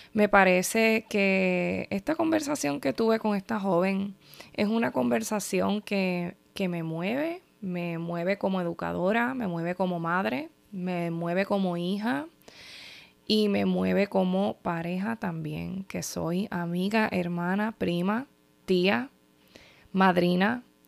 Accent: Puerto Rico

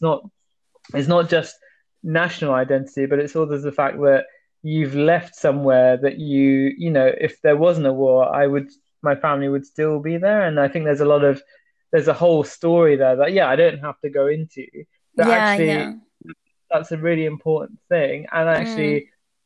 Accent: United Kingdom; now in London, United Kingdom; I'm British of Sri Lankan Tamil heritage

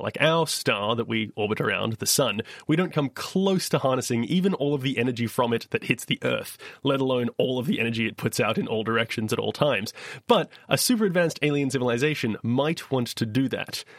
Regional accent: Perth, Western Australia, Australia; my hometown, Perthwest, Australia

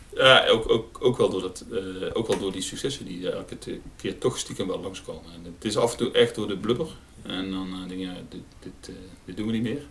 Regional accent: Terheijden, North Brabant, Netherlands; also born or lived in Nijmegen; in mijn geboortedorp

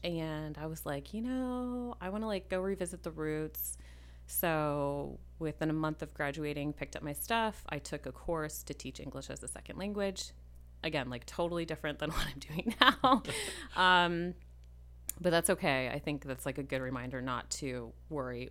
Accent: Minneapolis, Minnesota, United States; I grew up in Minneapolis, ish

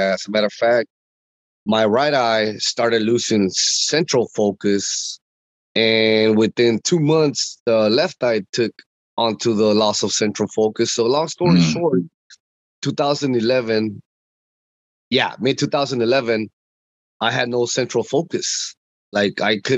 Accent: Houston, Texas, United States; I represent the Houston, Texas

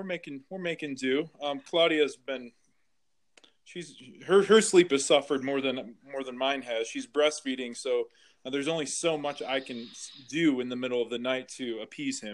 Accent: Flint, Michigan, United States; I grew up in Michigan, so Greater Flint area

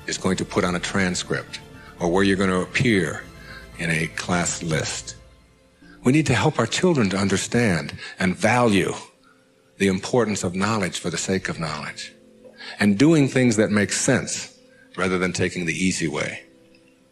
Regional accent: Detroit, Michigan, United States; my hometown was Detroit

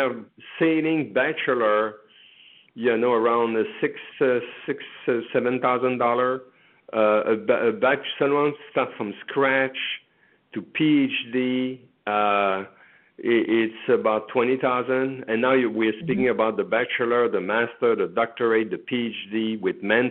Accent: Canada; moved away as an adult; now in United States; I am from Canada

